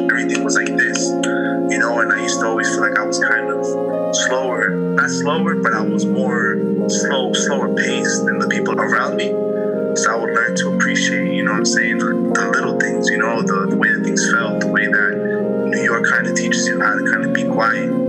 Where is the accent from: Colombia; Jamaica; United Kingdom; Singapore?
Colombia; I'm from Colombia, but I'm also from here.